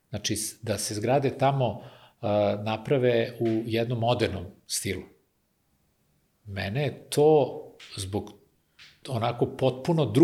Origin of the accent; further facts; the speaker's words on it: Kikinda, Vojvodina, Serbia; moved away; ja sam iz Kikinde rodom, pa je to i tamo mi deo porodice živi, tako da sam ovaj, ostao vezan za, za taj kraj.